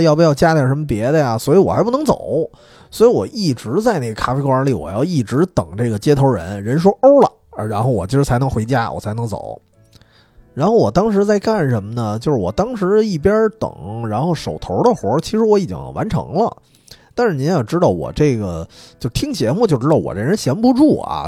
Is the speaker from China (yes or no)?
yes; Dongsi Huashi Street area, Beijing, China; 这条街的街口儿它有一个新华书店，就是从小我在那一块儿也是买，买书啊，买教材啊，买漫画儿舞的